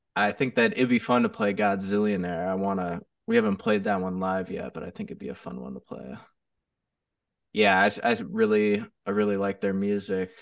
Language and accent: English; Chicago area, Northwest Indiana, United States; now in Phoenix, United States; originally from Chicago. I grew up in, uh, the South uh, Northwest Indiana area of Chicago